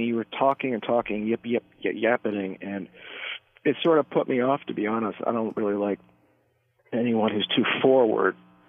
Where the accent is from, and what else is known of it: Maryland, United States